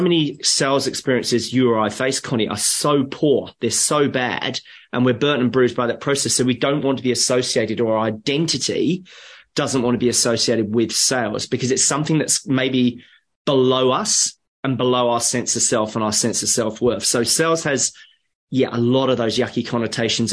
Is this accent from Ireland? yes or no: no; England, United Kingdom; moved away; I'm, I'm a POM. I'm English. My parents are from UK